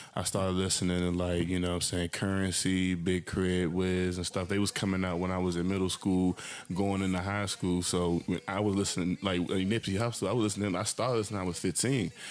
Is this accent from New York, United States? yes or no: no; Landover, Maryland, United States; I'm just from um, from Landover, Maryland. You know, PG County. You know, that's where I'm from.